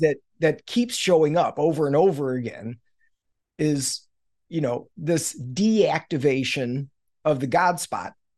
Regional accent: Missouri, United States; I grew up in Missouri, which is the show me state

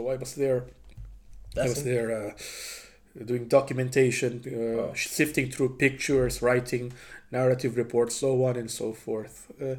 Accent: Bacoor, Calabarzon, Philippines; my hometown, Cavite. And luckily, my hometown itself, Bacoor, is just at the doorstep of Manila.

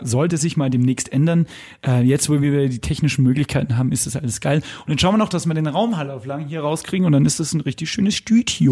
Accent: Lower Bavaria, Germany; born or raised there

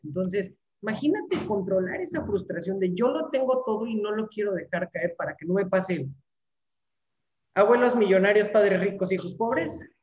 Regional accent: Mexico City, Mexico; moved away as an adult; now in Mérida, Mexico; Yo soy de la Ciudad de México

